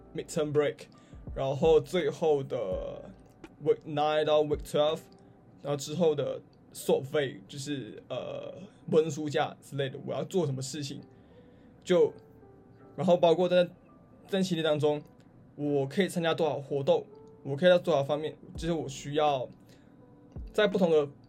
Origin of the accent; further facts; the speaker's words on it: Malaysia; moved away as an adult; now in Australia; 对于马来西亚人哦，尤其对于我，就是无论我说什么语言，我音调都没有什么起伏，可能发音也不是很标准